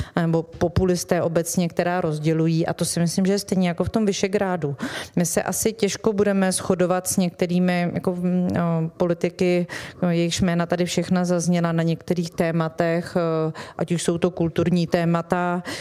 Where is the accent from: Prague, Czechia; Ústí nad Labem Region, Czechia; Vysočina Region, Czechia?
Vysočina Region, Czechia; já jsem z Vysočiny